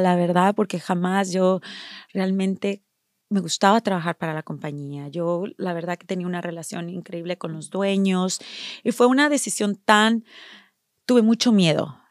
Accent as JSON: {"language": "Spanish", "country": "Mexico", "tie": "born or raised there", "moved": "yes", "lives_now": "United States", "said": "yo nací en México"}